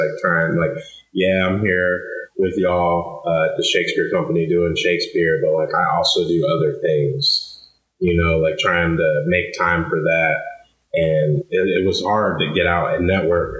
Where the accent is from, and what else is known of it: College Station, Texas, United States; born or raised there; moved away as an adult; now in Cincinnati, United States